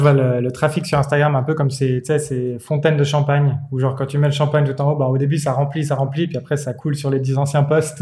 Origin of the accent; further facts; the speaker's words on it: Switzerland; en tant que Suisse